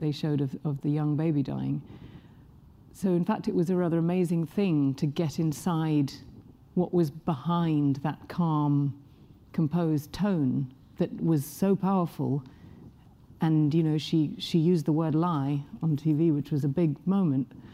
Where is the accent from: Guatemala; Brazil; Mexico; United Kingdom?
United Kingdom; England; I'm English